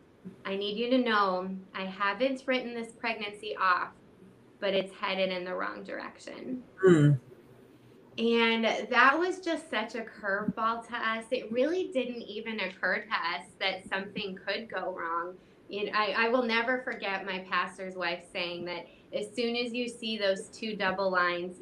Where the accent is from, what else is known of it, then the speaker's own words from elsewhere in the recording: St. Louis, Missouri, United States; I'm from St. Louis, Missouri